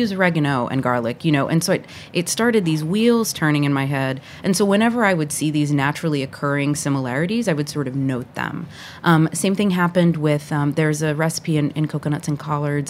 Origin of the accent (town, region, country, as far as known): the South, United States; born or raised there; also born or lived in Puerto Rico / Atlanta, Georgia; now in New York City, United States